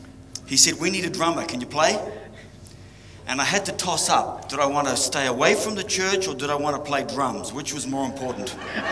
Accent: Waipawa, Hawke's Bay, New Zealand; moved away as an adult; also born or lived in Dannevirke / New Plymouth / California; I was born in Waipawa, so why not just come back home?

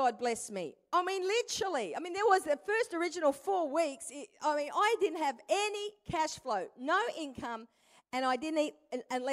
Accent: Perth, Western Australia, Australia; moved away as an adult; also born or lived in Brisbane, Queensland; I'm originally from Perth. To this day, all my family live in Perth

